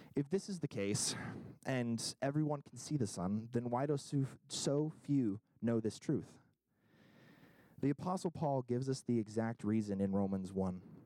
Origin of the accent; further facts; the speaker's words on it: Kentucky, United States; now in New England, United States; I'm from Kentucky originally